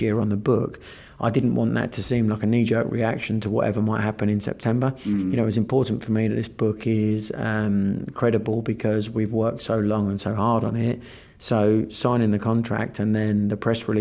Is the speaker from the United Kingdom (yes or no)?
yes; Kent, South East England, United Kingdom; I'm from Kent.